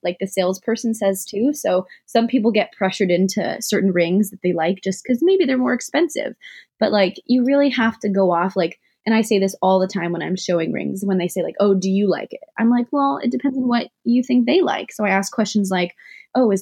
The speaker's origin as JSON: {"language": "English", "town": "Santa Rosa", "region": "California", "country": "United States", "tie": "born or raised there", "also_born_or_lived": "Oakland, California / Antioch, California", "said": "I grew up in Santa Rosa, California, Sonoma County, wine county, wine country"}